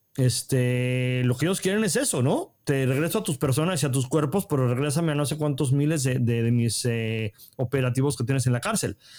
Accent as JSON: {"language": "Spanish", "country": "Mexico", "moved": "yes", "lives_now": "Israel", "said": "como mexicano"}